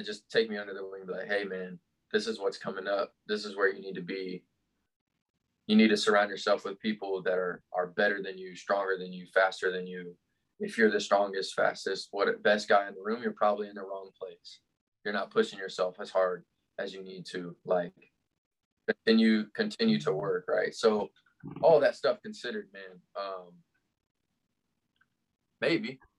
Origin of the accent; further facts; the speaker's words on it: Lexington, Kentucky, United States; I grew up in Lexington, Kentucky.